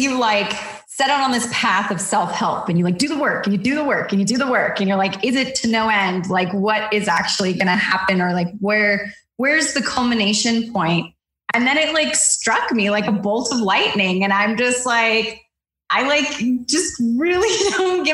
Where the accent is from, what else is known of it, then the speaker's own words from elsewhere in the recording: Southern California, United States; I grew up in Southern California